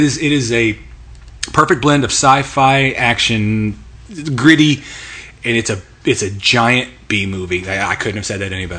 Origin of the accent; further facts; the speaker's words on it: United States; I'm an American.